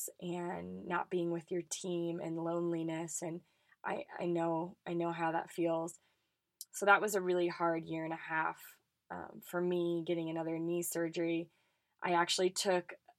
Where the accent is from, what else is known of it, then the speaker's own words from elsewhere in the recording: Colorado, United States; I grew up in Colorado playing for the Colorado Rush Soccer Club